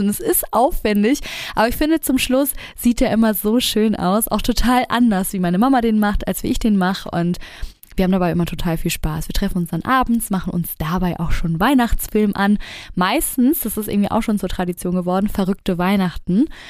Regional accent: Hamburg, Germany; bei uns in Hamburg

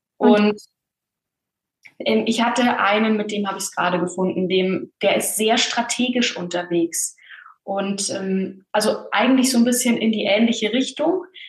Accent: Bavaria, Germany; Bin in einem kleinen Dorf aufgewachsen in Bayern

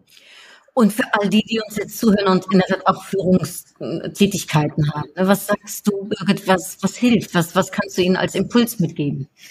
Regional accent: Netherlands; moved away; ich komme ja aus den Niederlanden

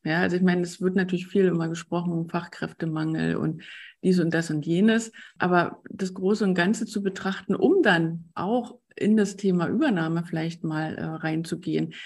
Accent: Brandenburg an der Havel, Brandenburg, Germany; Ich bin aus Brandenburg an der Havel, das ist in der Nähe von Berlin.

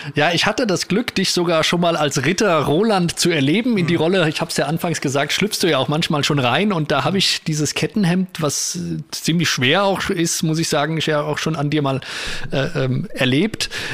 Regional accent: Spessart, Germany; bei uns im Spessart

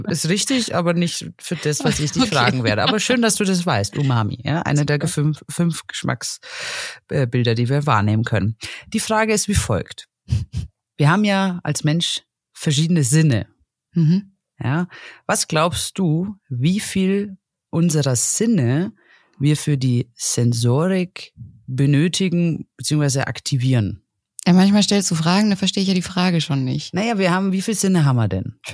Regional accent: Franconia, Bavaria, Germany; Ich komme ja aus Franken.

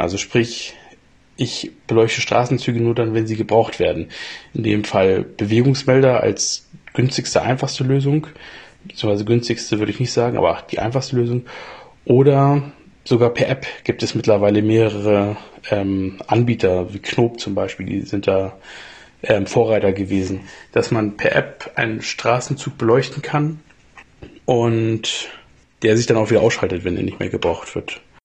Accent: Springe, Lower Saxony, Germany; moved away; in meiner alten Heimat Springe, das ist bei Hannover

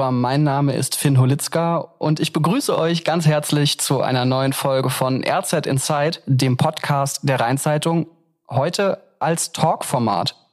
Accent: Koblenz, Rhineland-Palatinate, Germany; accent: Koblenzer Spracheinschlag; Ich bin ja im Koblenzer Vorort Mosel-Weiß äh, geboren

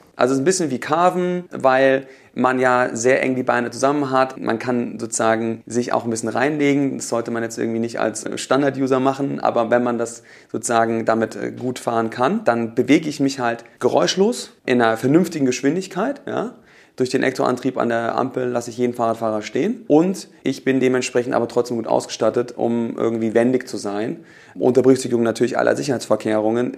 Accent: Hofheim am Taunus, Hesse, Germany; moved away as an adult; now in Berlin, Germany; wo ich herkomme, aus Hofheim und Taunus, mit meinen Mitgründern damals nach Berlin gezogen, 2006

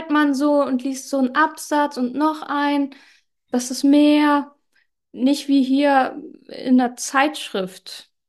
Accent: Germany; Ja, geboren bin ich in Deutschland, aufgewachsen in einer italienischen Großfamilie in einem 5000 Einwohner Dorf.

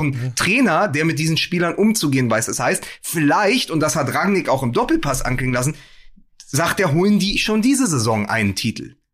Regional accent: Berlin, Germany; als Berliner

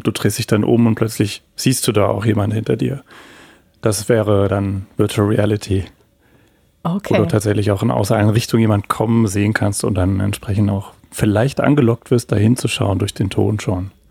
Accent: Heidelberg, Baden-Württemberg, Germany; Absolut, ja. Ich bin in Heidelberg geboren, aufgewachsen und äh, habe hier auch angefangen zu studieren, zwei Jahre Physik tatsächlich.

